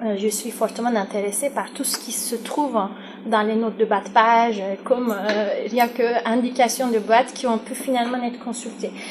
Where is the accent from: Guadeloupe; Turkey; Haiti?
Turkey; now in France; pour la Turquie qui est mon pays d'origine